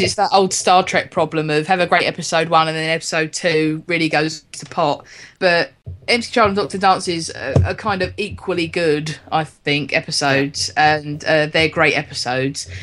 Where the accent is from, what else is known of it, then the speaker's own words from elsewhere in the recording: London, United Kingdom; as a Londoner myself, it being um, and all my family coming from here